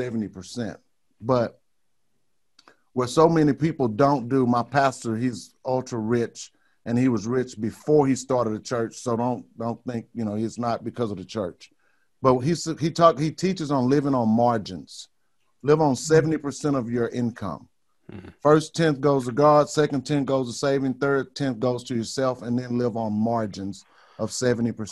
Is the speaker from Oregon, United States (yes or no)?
no; Beaumont, Texas, United States; also born or lived in Houston, Texas / Dallas, Texas / Amarillo, Texas; I grew up in Beaumont, Texas. I lived most of my life in Houston and Dallas and Amarillo, Texas. Never been outside of Texas.